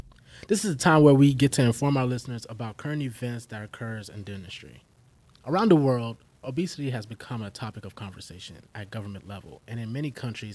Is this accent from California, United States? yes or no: no; Texas, United States; I'm from Texas